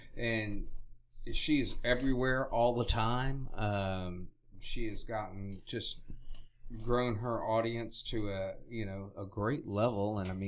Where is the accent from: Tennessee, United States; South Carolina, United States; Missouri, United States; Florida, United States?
Florida, United States; moved away; I grew up in Florida